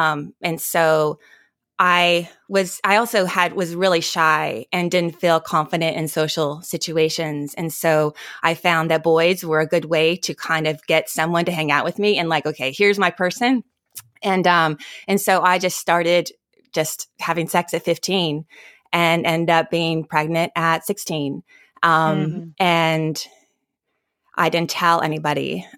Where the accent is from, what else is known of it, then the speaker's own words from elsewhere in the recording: Arbuckle, California, United States; It was probably about 4 hours north of my little town that I grew up in Arbuckle. So, but yeah, not many people know about weed. Not many people know about Arbuckle, California.